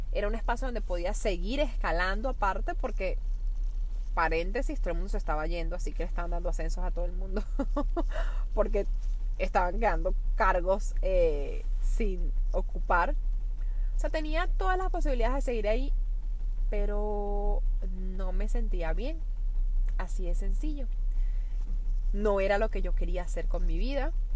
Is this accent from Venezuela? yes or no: yes; Venezuela; now in New York, United States; soy una venezolana, con todo lo que eso implica actualmente, viviendo en Nueva York